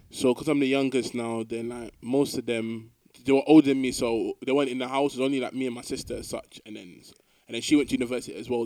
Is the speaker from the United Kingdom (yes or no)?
yes; London, United Kingdom; moved away as an adult; now in Glasgow, United Kingdom; originally I'm born in London, but I'm not ethnically English person